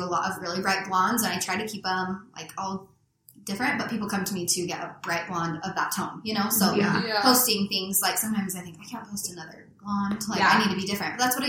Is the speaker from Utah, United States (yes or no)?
yes; South Ogden, Utah, United States; I grew up in South Ogden